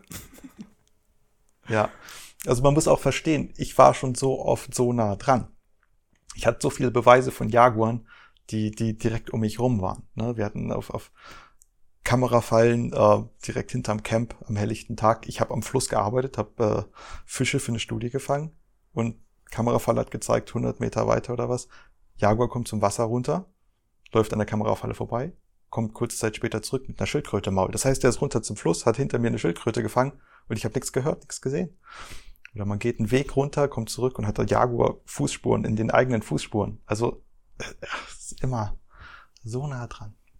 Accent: Germany; Ich komme ja hier aus dem Harz

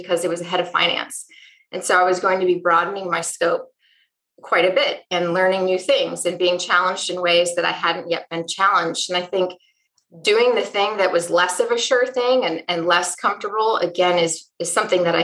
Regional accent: Wisconsin, United States; I grew up in Wisconsin in a home with two working parents

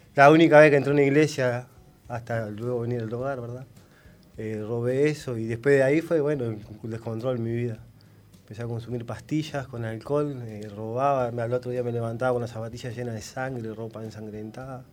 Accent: Paysandú, Uruguay; moved away as an adult; now in Villa García, Uruguay; yo soy de Paysandú

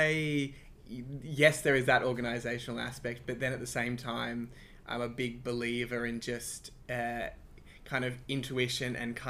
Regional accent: Sydney, New South Wales, Australia; also born or lived in Croydon Park / North Strathfield; I grew up in Ashfield, in the inner west of Sydney

